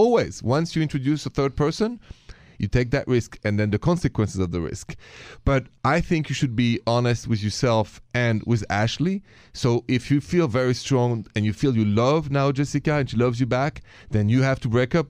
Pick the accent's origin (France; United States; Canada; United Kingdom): France; accent: French; My accent is French.